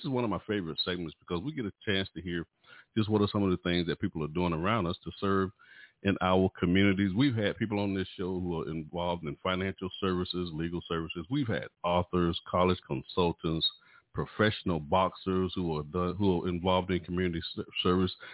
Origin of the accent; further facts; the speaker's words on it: High Point, North Carolina, United States; we was raised up in the same city